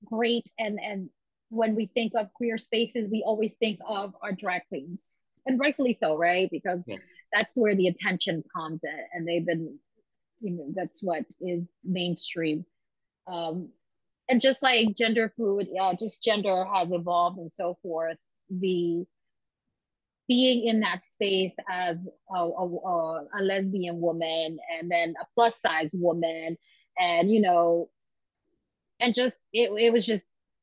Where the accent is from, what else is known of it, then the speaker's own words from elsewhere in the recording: Washington, District of Columbia, United States; my hometown is how I feel